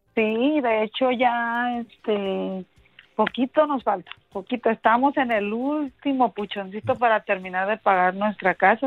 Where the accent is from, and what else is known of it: Aguascalientes, Mexico; now in Phoenix, United States